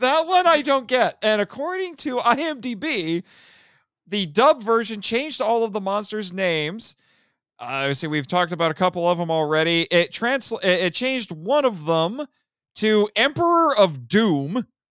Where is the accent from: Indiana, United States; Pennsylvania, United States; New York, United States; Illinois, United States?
Indiana, United States; in my home state of Indiana